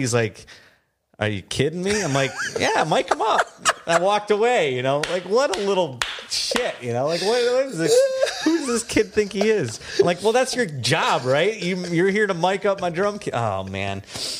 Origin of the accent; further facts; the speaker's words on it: Midwest, United States; accent: Midwestern; Did my Midwestern accent come out?